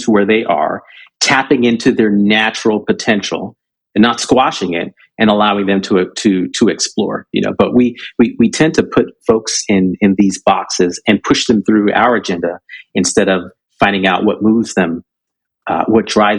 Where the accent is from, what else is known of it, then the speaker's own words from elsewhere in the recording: Southern California, United States; also born or lived in Jamaica / Michigan; Second stop was Southern California. And that's where I grew up